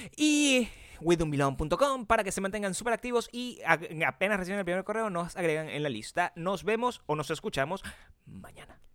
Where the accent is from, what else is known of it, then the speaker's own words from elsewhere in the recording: Venezuela; moved away; 30% venezolano, venezolano